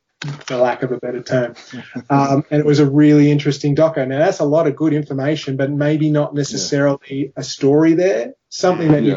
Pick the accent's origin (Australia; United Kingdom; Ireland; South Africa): Australia; being an Australian